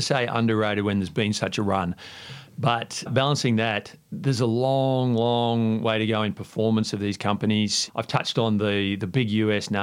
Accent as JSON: {"language": "English", "region": "Queensland", "country": "Australia", "tie": "born or raised there", "also_born_or_lived": "New York / London", "moved": "yes", "said": "I grew up in Queensland"}